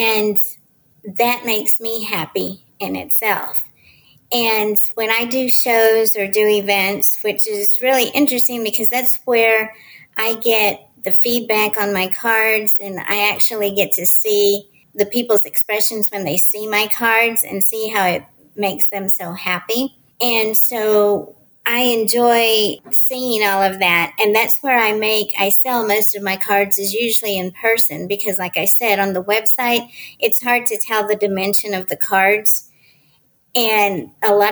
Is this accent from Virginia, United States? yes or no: no; Dallas, Texas, United States; I'm from Dallas, Texas.